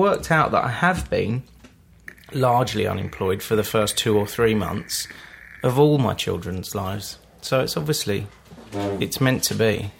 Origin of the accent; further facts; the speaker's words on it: Croydon, London, United Kingdom; also born or lived in Brighton; I grew up in Croydon. It's funny with Croydon. Half the people from Croydon call it South London, and the other half of people from Croydon call it North Surrey.